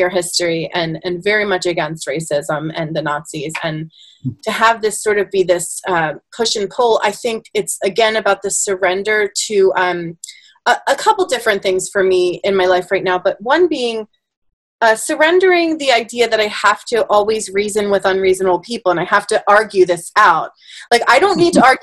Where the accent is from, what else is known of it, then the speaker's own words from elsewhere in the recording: Bristol, Pennsylvania, United States; when I grew up in Bristol, I was one of the only Germans